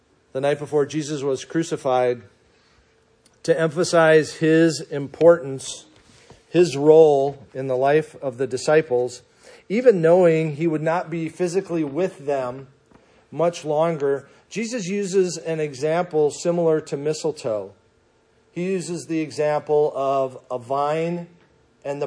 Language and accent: English; Minnesota, United States; moved away; growing up in Minnesota